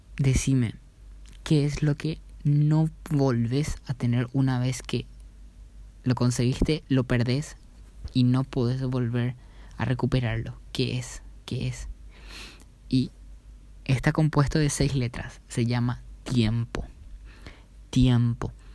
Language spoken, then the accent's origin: Spanish; Paraguay; mi país natal, en donde yo vivo, donde yo me yo trabajo, donde yo crecí